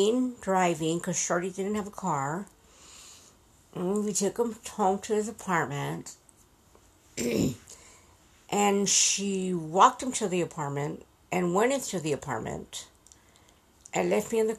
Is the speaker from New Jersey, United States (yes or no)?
no; Yuma, Arizona, United States; I grew up in Yuma.